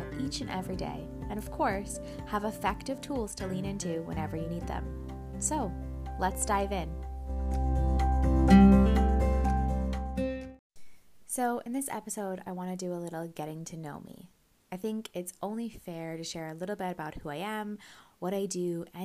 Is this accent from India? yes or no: no; Canada; also born or lived in Scotland; I grew up in Canada from about the age of 2, so I saw myself as Canadian. However, I was born in Scotland